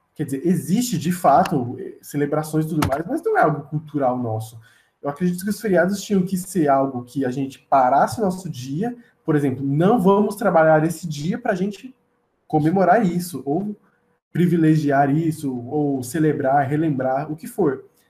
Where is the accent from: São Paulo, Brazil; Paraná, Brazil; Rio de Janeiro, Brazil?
São Paulo, Brazil; São Bernardo do Campo; eu sou de São Bernardo do Campo, é do lado encostado de São Paulo, e eu não cresci com cultura de carnaval